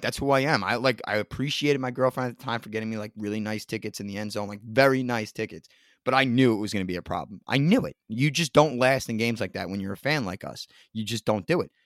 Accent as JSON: {"language": "English", "region": "New Jersey", "country": "United States", "accent": "Jersey", "said": "I'm not from New York, I'm from North Jersey. It's a Jersey accent, it's not New York"}